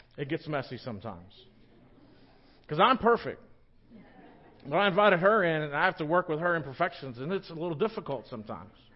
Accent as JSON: {"language": "English", "town": "Victoria", "region": "Texas", "country": "United States", "tie": "born or raised there", "also_born_or_lived": "Littleton", "moved": "yes", "lives_now": "La Grange, United States", "said": "I grew up in Victoria, not too far from here"}